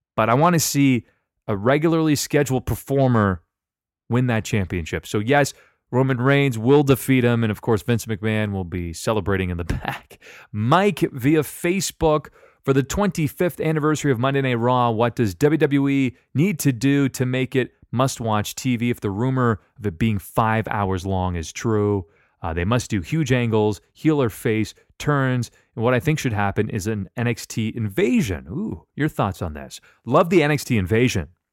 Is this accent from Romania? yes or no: no; Canada; I'm Canadian too.